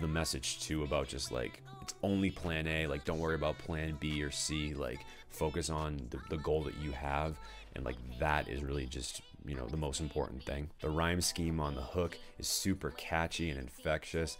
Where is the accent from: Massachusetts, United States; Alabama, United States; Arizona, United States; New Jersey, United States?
Massachusetts, United States; Danvers; I'm originally from Danvers, so like I really am very familiar with that area